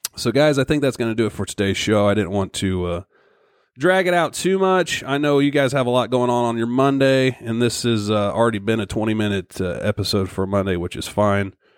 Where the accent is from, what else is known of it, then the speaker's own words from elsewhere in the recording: Missouri, United States; my home state of Missouri